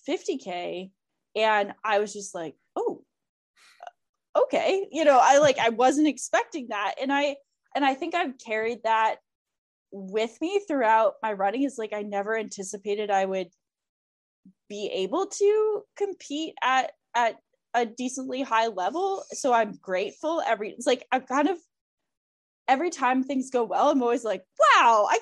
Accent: Vermont, United States; I'm from Vermont. We have these ski academies

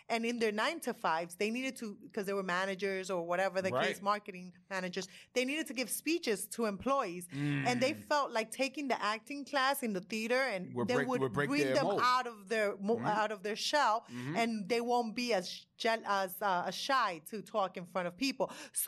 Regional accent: Miami, Florida, United States; I came from Miami.

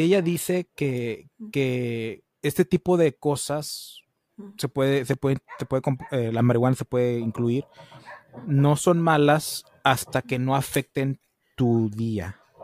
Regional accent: United States; soy gringo y pocho

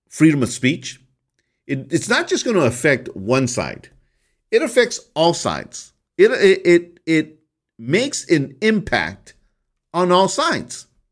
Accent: United States

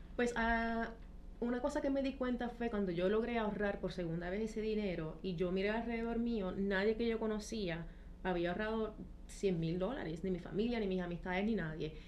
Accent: Trujillo Alto, Puerto Rico; moved away as an adult; also born or lived in London / Paris / Miami / Mexico; soy de y Trujillo Alto, de aquí como el Coquí

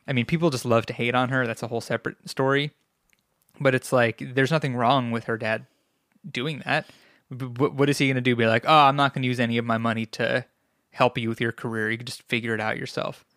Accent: New York, United States; moved away; as a New Yorker

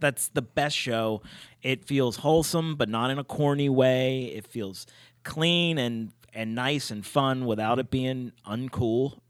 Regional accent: Pittsburgh, Pennsylvania, United States; I'm from Pittsburgh

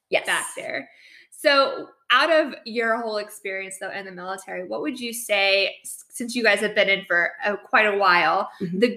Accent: New Mexico, United States; we grew up in New Mexico and, and we lived there for oh god, like seven or eight years, and it was the longest place we'd ever stayed in a state.

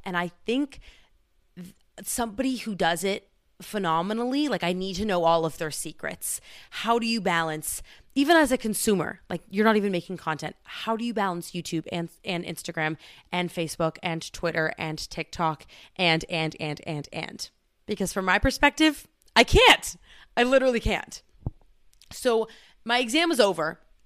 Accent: California, United States; moved away as an adult; now in Washington, United States; growing up in California

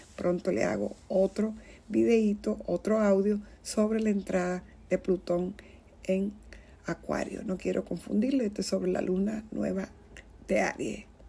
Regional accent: Dominican Republic; en mi tierra, que soy de la República Dominicana

